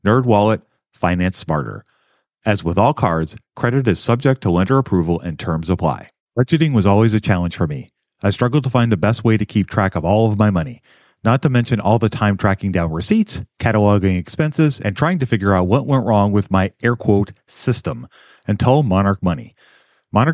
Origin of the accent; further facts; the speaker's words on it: Minnesota, United States; I'm from Minnesota